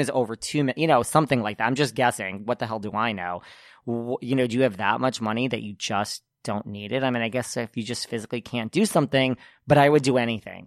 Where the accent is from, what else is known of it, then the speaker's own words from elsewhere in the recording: Connecticut, United States; I am from Connecticut? I went to high school with the one